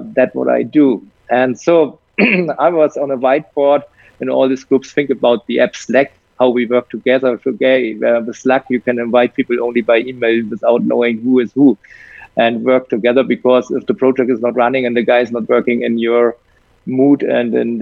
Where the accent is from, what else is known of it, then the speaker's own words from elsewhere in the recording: Germany; I'm from Europe